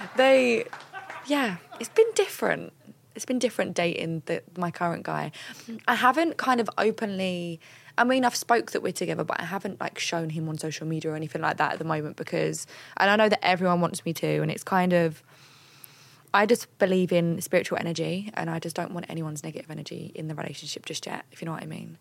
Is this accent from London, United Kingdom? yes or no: yes; London, United Kingdom; I'm from London.